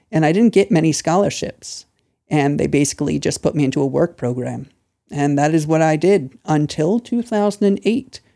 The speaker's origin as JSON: {"language": "English", "town": "Lancaster", "region": "Pennsylvania", "country": "United States", "tie": "born or raised there", "also_born_or_lived": "Thailand", "moved": "as an adult", "lives_now": "China", "said": "I'm from the state of Pennsylvania, the small city of Lancaster"}